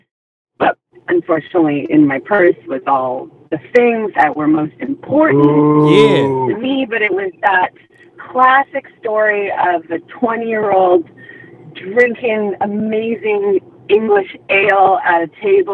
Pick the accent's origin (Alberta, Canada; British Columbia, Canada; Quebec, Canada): British Columbia, Canada; now in Toronto, Canada; I grew up in British Columbia on the other side of the country.